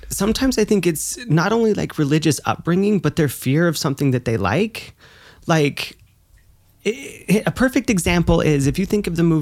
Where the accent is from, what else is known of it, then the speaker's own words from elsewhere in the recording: the South, United States; Like it was such a different kind of school. It was a different environment. Like growing up in the South